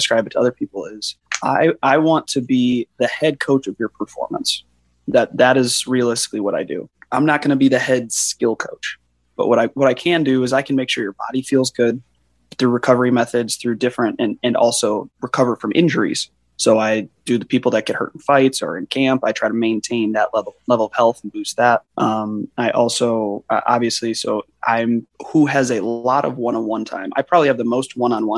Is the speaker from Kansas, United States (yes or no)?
no; Illinois, United States; now in Scottsdale, United States; I grew up in Illinois, all the way through the Illinois wrestling system